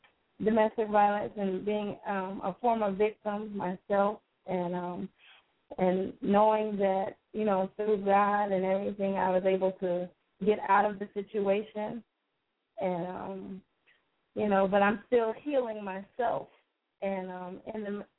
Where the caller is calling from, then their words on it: West Palm Beach, Florida, United States; I'm calling in from West Palm Beach, Florida.